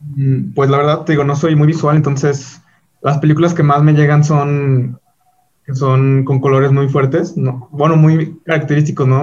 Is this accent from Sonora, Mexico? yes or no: no; León, Guanajuato, Mexico; soy de León